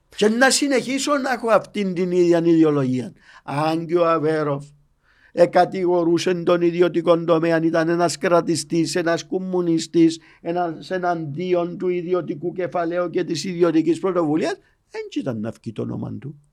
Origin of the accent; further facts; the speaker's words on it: Paphos, Paphos District, Cyprus; είμαι από την Πάφο